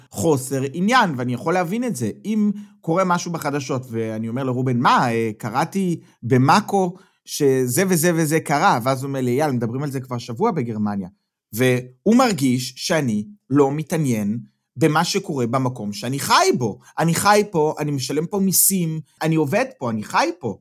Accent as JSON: {"language": "Hebrew", "country": "Israel", "tie": "born or raised there", "moved": "as an adult", "lives_now": "Germany", "said": "אנחנו גדלנו במקום אחד ובנינו את החיים שלנו בישראל עד גיל מסוים"}